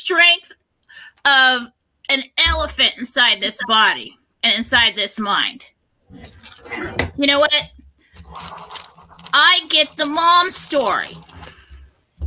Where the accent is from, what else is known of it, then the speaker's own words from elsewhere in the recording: United States; we're the American people